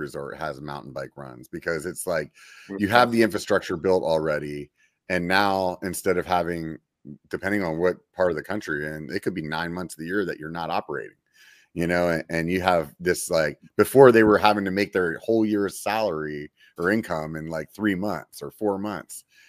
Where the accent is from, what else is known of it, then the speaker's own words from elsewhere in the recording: York, Pennsylvania, United States; moved away as an adult; now in California, United States; there's a lot of ski resorts where I grew up in Pennsylvania